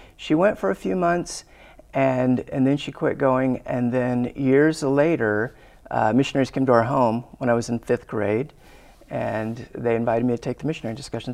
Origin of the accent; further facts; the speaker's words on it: Glendale, Arizona, United States; I grew up in Arizona, and I grew up in Glendale